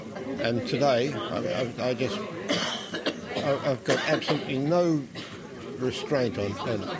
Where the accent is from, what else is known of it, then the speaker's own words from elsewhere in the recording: London, United Kingdom; now in Auckland, New Zealand; I was born in London in England.